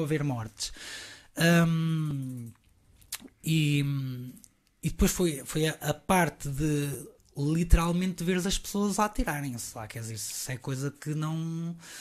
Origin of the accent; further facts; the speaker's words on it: Rio Maior, Santarém District, Portugal; moved away as an adult; also born or lived in São Jorge de Arroios, Lisbon / Vialonga / Caldas da Rainha / New York; depois fui para Rio Maior. Uh, essa bela localidade onde cresci